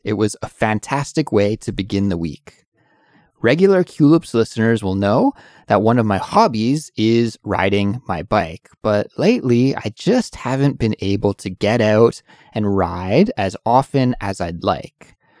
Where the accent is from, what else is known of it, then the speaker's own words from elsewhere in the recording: Canada; moved away as an adult; now in Seoul, South Korea; I'm an English teacher from Canada, but I live and work in Seoul, South Korea